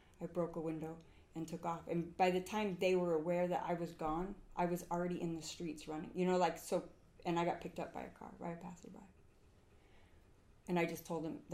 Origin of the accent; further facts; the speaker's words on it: Huntington Beach, California, United States; moved away as an adult; now in Utah, United States; I grew up in Southern California, but I grew up in Huntington Beach